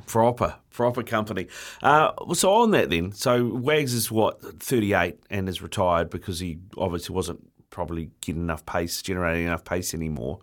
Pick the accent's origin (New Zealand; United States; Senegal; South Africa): New Zealand; Auckland; born and bred in Auckland